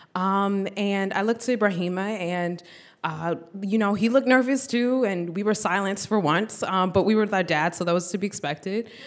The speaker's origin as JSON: {"language": "English", "country": "United States", "tie": "born or raised there", "said": "we're born in the U S, and both of our parents are from, uh, West Africa"}